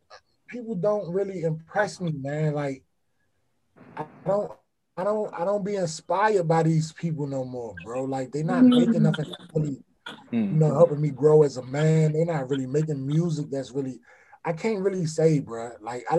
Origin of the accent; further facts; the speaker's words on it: Washington, District of Columbia, United States; I'm from D.C.